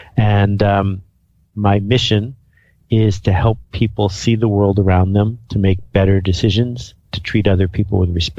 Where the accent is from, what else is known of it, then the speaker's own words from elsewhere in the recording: Algonquin Park, Ontario, Canada; I mean, I grew up in Algonquin Park, about 100 miles from where you are right now.